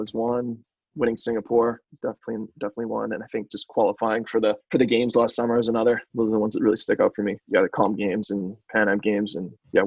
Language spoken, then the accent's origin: English; Canada; us as Canadian rugby players.